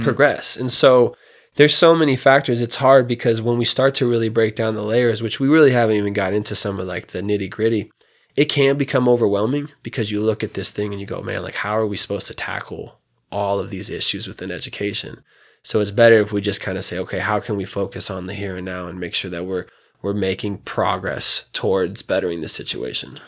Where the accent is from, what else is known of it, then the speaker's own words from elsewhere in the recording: Reno, Nevada, United States; also born or lived in Fallon, Nevada; I was raised here, um, you know, moved to Reno when I was two from Fallon